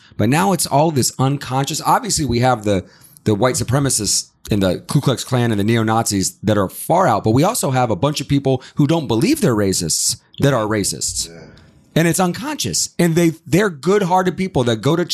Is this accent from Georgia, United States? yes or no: yes; Atlanta, Georgia, United States; I grew up in Atlanta